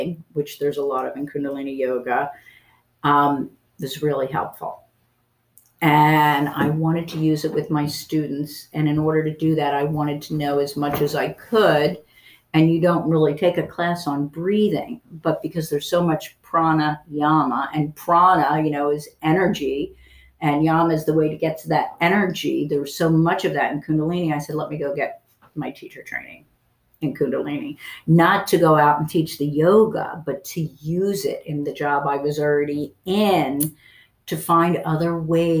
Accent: New Hope, Pennsylvania, United States; I grew up in New Hope

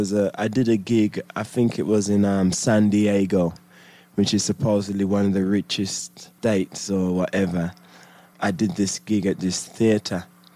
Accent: United Kingdom; And then when I got my record deal as a British MC

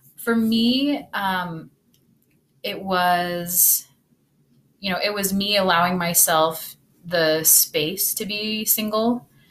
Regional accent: Utah, United States; I grew up in Utah

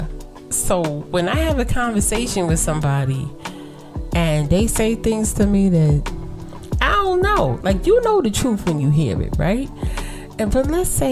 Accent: New York City, New York, United States; I was raised in Brooklyn in the projects

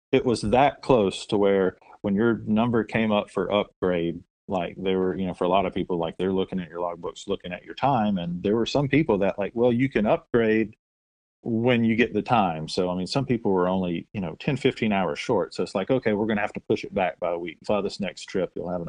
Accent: North Mississippi, United States; I'm from North Mississippi.

